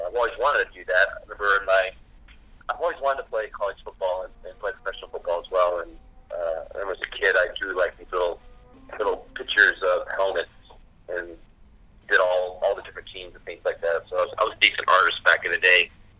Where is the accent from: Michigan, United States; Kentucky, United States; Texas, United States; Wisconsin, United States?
Michigan, United States; Alpena; born there; also born or lived in Iran; I was born in Michigan, northern part of Michigan, called Alpena, and then went to college at Eastern Michigan.